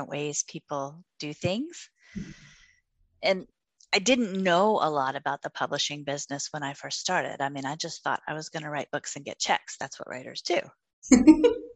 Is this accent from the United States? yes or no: yes; Virginia Beach, Virginia, United States; I grew up in Kempsville, downtown Kempsville.